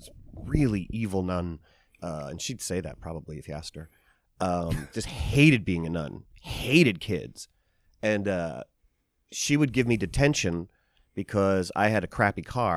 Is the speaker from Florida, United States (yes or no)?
no; Pennsylvania, United States; This is in the Poconos in Pennsylvania.